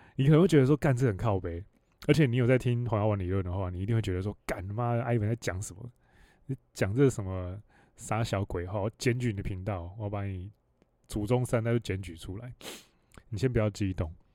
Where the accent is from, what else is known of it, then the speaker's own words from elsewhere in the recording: Hualien County, Taiwan; 我又是成长在，你要说深山里面嘛，我在花莲里面出生